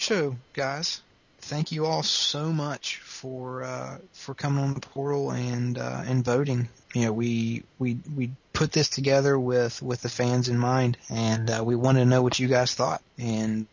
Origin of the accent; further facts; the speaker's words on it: the South, United States; accent: southern; my southern accent